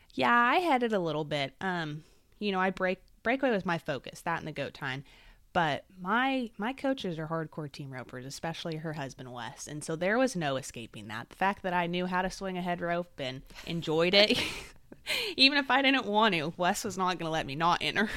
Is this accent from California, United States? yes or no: yes; Salinas, California, United States; moved away as an adult; also born or lived in Mississippi; I was born and raised in Salinas, California